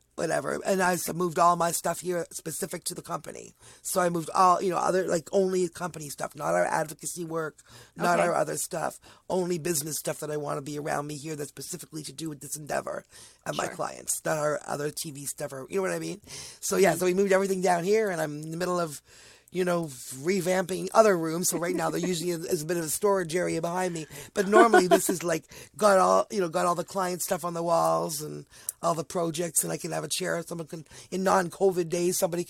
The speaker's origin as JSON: {"language": "English", "region": "Ontario", "country": "Canada", "also_born_or_lived": "Toronto", "said": "I'm from Ontario"}